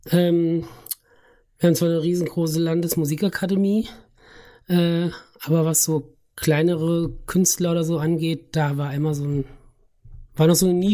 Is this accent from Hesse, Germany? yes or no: yes; Schlitz, Hesse, Germany; also born or lived in Lauterbach; äh, ich bin in äh, Lauderbach geboren, ah. aber dann in Schlitz aufgewachsen ja.